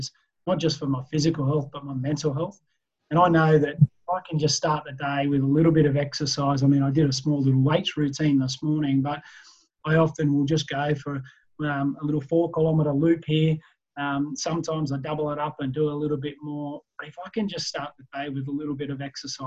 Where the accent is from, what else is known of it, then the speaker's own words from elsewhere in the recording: Tamworth, New South Wales, Australia; I grew up just outside of Tamworth in a small rural community.